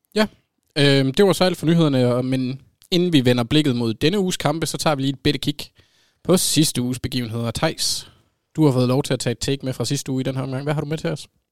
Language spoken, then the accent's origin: Danish; Jutland, Denmark; Jeg er jyde